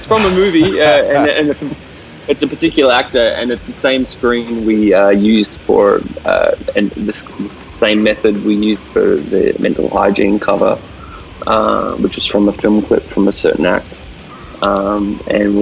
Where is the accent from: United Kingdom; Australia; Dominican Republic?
Australia; we're Australian